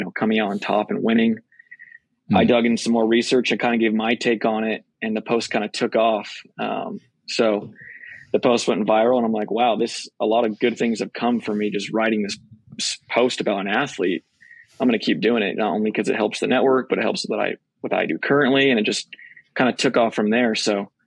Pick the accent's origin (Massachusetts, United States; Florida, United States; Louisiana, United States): Massachusetts, United States; Boston; moved away; also born or lived in Texas; I grew up in Boston, but I also lived in Texas for some of my life